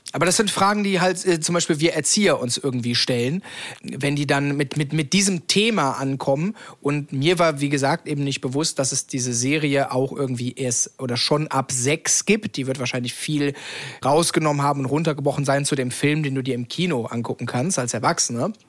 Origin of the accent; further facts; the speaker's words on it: Cologne, North Rhine-Westphalia, Germany; komme ich ja aus Köln